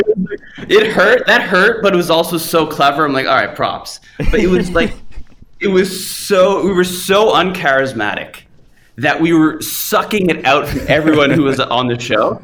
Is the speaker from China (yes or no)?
no; Canada; moved away as an adult; also born or lived in Hollywood, United States; I'm from Canada, I come to the US